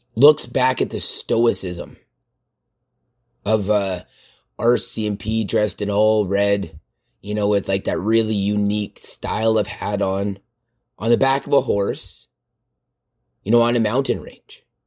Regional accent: Canada; as Canadian citizens

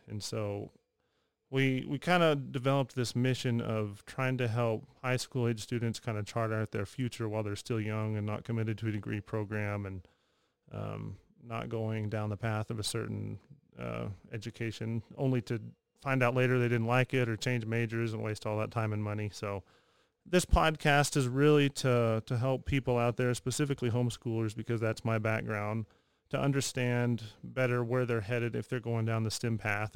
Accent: Texas, United States; moved away as an adult; trying to find a job somewhere back in Texas, and just kind of took what I could and ended up back in my hometown

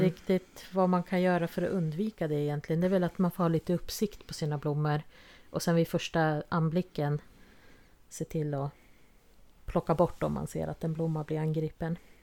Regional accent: Jämtland, Sweden; moved away; vi kommer från eh, Jämtland och där fanns det inga vitsippor ute vilt vad jag såg i alla fall där vi växte upp.

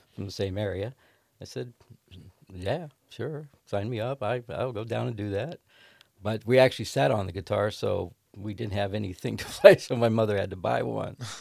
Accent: Ohio, United States; I grew up in Levicksburg, Ohio, which is a little crossroads

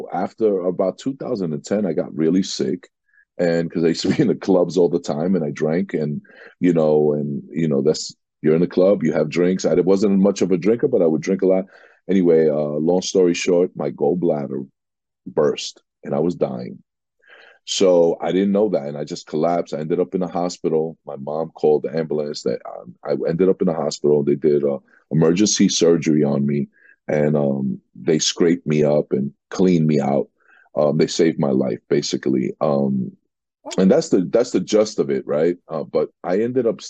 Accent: New York City, New York, United States; also born or lived in Jackson Heights, Queens; I'm a New Yorker, native New Yorker, born and raised in Queens and Corona, Queens, and then moved to Jackson Heights.

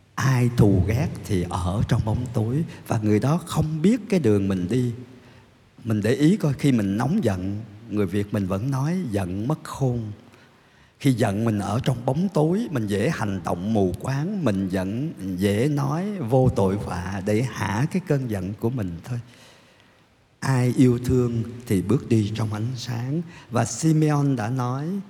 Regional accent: Vietnam

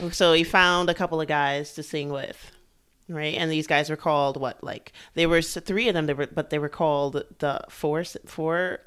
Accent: New York, United States; I grew up here in New York, too

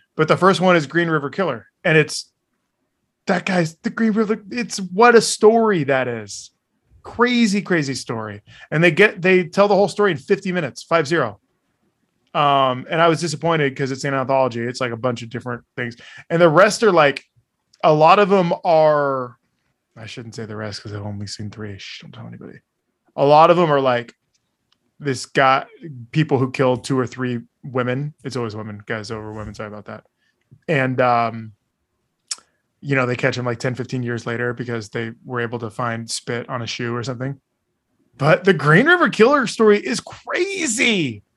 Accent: Bay Area, California, United States; growing up in the Bay Area

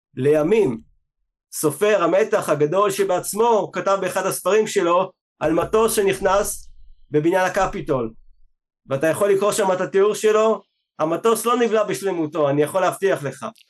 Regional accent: Israel; אנחנו באים מישראל

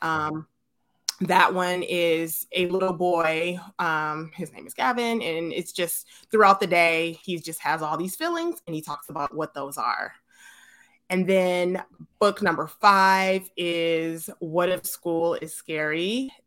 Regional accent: Detroit, Michigan, United States; moved away as an adult; also born or lived in California; now in Atlanta, United States; I was born and raised in Detroit

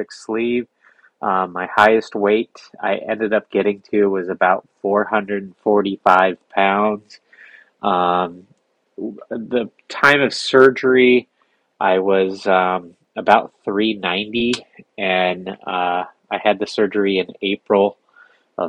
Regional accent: San Diego, California, United States; I grew up here in San Diego, grew up surfing

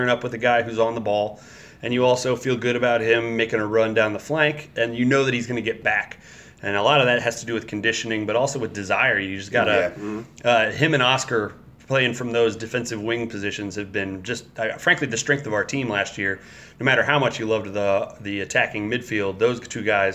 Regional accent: Evansville, Indiana, United States; now in Louisville, United States; Evansville, Indiana, my hometown

